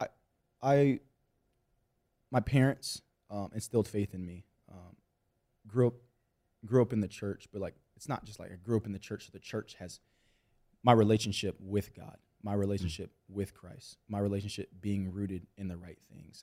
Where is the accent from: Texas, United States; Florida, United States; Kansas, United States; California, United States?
Texas, United States; Austin; I grew up in Austin, Texas